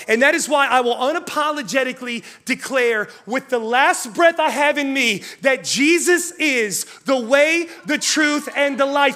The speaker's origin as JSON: {"language": "English", "region": "West Virginia", "country": "United States", "said": "I'm from West Virginia"}